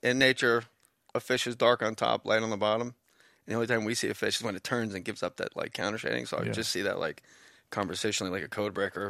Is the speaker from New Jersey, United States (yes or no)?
yes; Verona, New Jersey, United States; Verona, New Jersey.